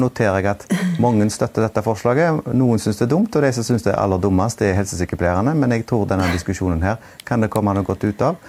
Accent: Haugesund, Rogaland, Norway; en skole i min hjemby Haugesund

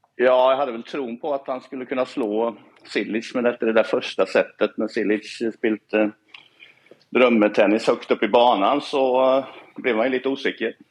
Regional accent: Sweden; jeg er oppvekst som svensk

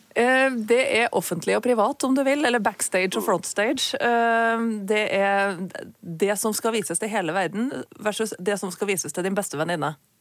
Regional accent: Trøndelag, Norway; accent: Trøndersk; vi som er i Trøndelag, snakker trøndersk på så mange forskjellige måter

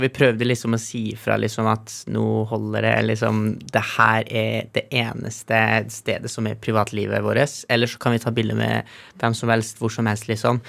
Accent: Trofors, Nordland, Norway; vi hjemme på Trofors

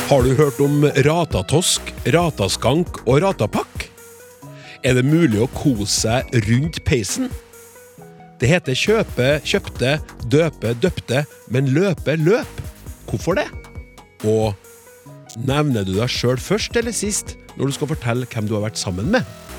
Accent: Trøndelag, Norway; jeg er også trønder

